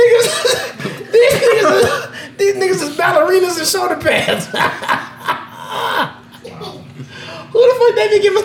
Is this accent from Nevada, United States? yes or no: yes; Las Vegas, Nevada, United States; I'm from Vegas, my nigga, so I'm Vegas everything at the end of the day